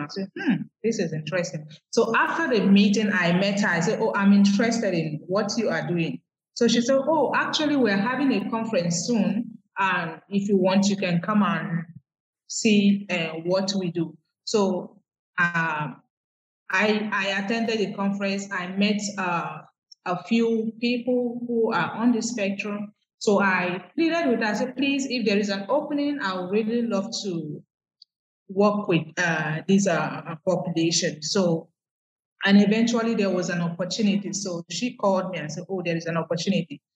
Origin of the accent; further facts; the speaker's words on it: Nigeria; moved away as an adult; now in Accra, Ghana; I'm from Nigeria, mm. but I'm currently based in Ghana, that's Accra, Ghana.